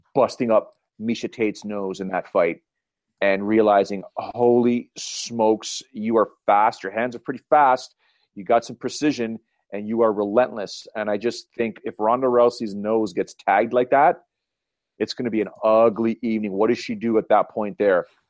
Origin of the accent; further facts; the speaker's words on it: Canada; accent: Canadian; my Canadian accent